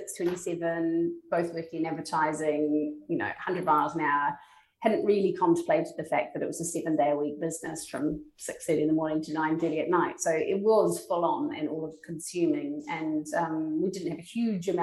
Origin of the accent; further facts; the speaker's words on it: New Zealand; now in London, United Kingdom; I'm from New Zealand, and kind of it is just part and way of your life